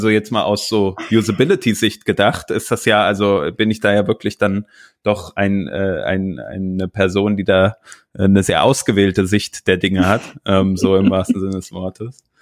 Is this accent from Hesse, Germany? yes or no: yes; Giessen, Hesse, Germany; moved away as an adult; now in Cologne, Germany; sondern ich komme ursprünglich aus der Nähe von Frankfurt. Gießen, ähm, das ist so 60 Kilometer weg von Frankfurt. Ähm, die Ecke komme ich ursprünglich